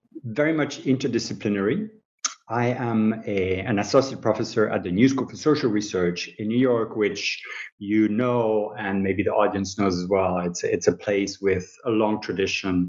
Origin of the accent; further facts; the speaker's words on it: Switzerland; moved away as an adult; I'm a researcher from Switzerland originally